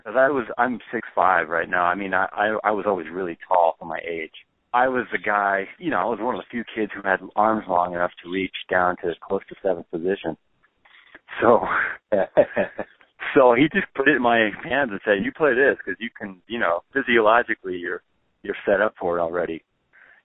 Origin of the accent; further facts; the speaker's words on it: Moraga, California, United States; also born or lived in Oakland, California; I was born in Oakland, and we pretty quickly moved to right across the hill to a very small town, a suburb called Moraga, which is where I was raised